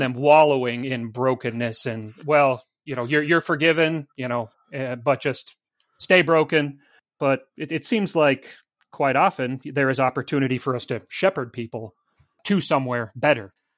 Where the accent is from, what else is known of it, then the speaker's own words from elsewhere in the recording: Montana, United States; moved away as an adult; now in Mount Pleasant, United States; I'm from Montana, like Zelwyn, and, uh, I happily and proudly still have the four oh six area code on my cell phone